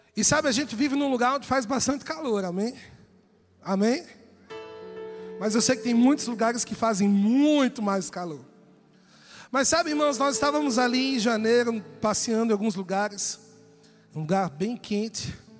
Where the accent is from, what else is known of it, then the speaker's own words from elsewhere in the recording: São Paulo, Brazil; E eu sou paulista